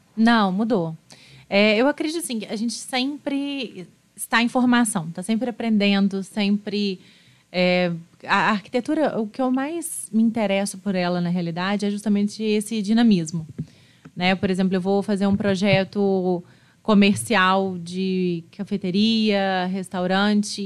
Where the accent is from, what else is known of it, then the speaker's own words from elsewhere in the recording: Juiz de Fora, Minas Gerais, Brazil; Nasci em Juiz de Fora.